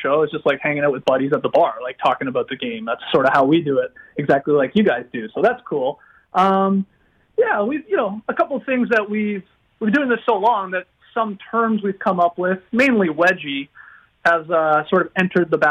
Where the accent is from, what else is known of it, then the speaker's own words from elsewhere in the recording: Stratford, Ontario, Canada; I grew up in Stratford, Ontario